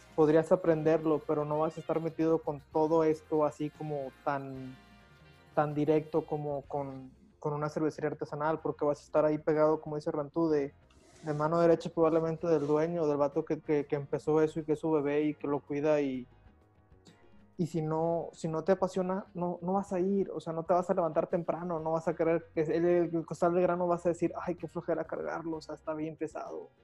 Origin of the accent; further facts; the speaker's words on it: Monterrey, Nuevo León, Mexico; en mi caso, y creo que probablemente todos así como regios